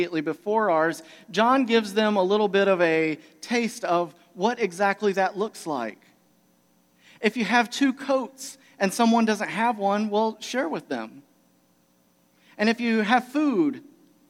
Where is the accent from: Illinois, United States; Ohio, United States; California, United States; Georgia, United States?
Georgia, United States; moved away; also born or lived in Michigan; I'm originally here from Georgia